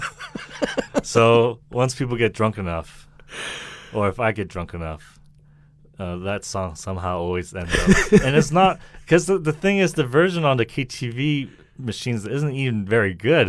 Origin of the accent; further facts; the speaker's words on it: Milton, Massachusetts, United States; accent: American; moved away as an adult; also born or lived in Hong Kong / Shanghai, China; now in China; A small town called Milton, Massachusetts, and the population is like 30,000